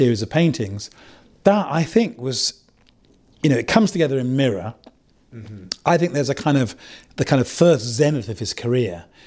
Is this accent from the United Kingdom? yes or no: yes; England, United Kingdom; in my upbringing, you know, in the late 70s, it was very hard to be sort of black and English, black and British